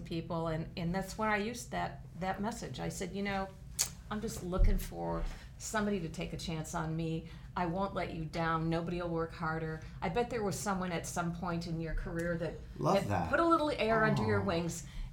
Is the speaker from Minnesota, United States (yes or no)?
yes; Minnesota, United States; now in Scottsdale, United States; I come from Minnesota